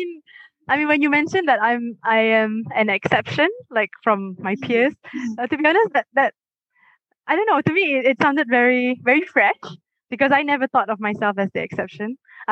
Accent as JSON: {"language": "English", "country": "Malaysia", "tie": "born or raised there", "said": "I love growing up in Malaysia, but if people ask me like, are you the average Malaysian, I don't think I am either la. Like, I can't call myself a Malaysian"}